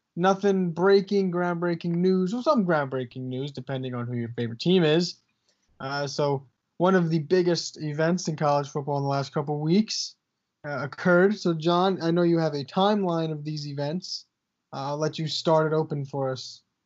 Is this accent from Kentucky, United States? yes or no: no; New Jersey, United States; We are from Central Jersey